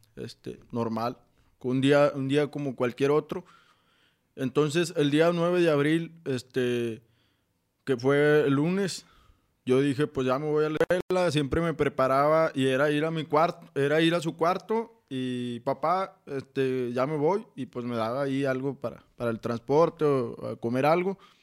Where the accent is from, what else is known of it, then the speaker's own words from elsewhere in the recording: Saltillo, Coahuila, Mexico; soy de aquí de Saltillo, Coahuila